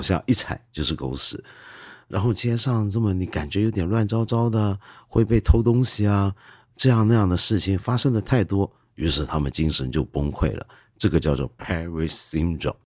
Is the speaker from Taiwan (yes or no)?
no; China; 我们中国人有个习惯